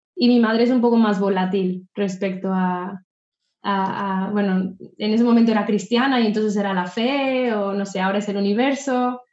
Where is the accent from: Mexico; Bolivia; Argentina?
Mexico; moved away as an adult; also born or lived in Querétaro / Riviera Maya; now in Barcelona, Spain; yo soy mexicana, tengo 33 años y vivo en Barcelona, bueno, asentada en Barcelona desde hace tres años, pero salí de México desde hace nueve